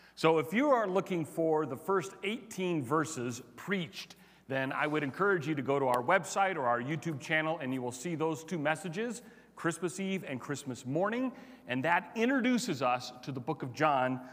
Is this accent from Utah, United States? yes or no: no; Chicago, Illinois, United States; also born or lived in Cincinnati; now in Colorado, United States; I grew up in Chicago